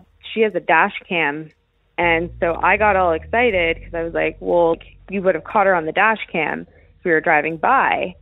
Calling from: Santa Monica, California, United States; I'm calling from Los Angeles, California

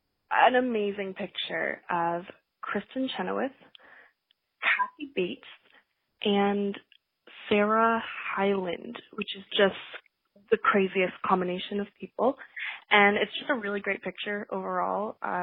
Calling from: Toronto, Ontario, Canada; I'm calling from Toronto, Canada

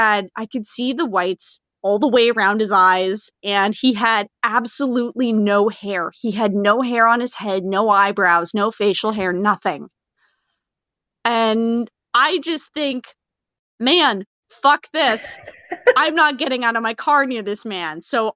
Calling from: Hamilton, Ontario, Canada; I'm calling in from Hamilton, Ontario

